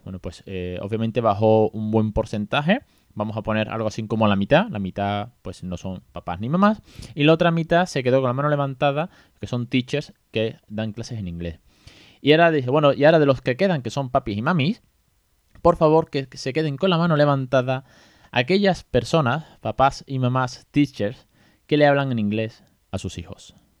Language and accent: Spanish; Andalusia, Spain; soy muy andaluz